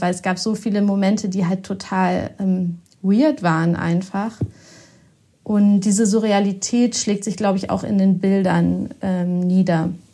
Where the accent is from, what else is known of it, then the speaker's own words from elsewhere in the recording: Osnabrück, Lower Saxony, Germany; moved away as an adult; also born or lived in Bielefeld; now in Hamburg, Germany; ich bin ganz in der Nähe von Bielefeld aufgewachsen, in Osnabrück.